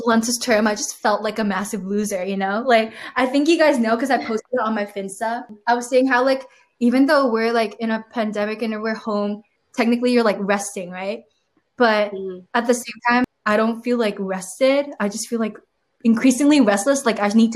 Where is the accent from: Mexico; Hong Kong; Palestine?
Hong Kong; moved away as an adult; when I was back in Hong Kong, if you want to be seen as smart, you definitely have to do like finance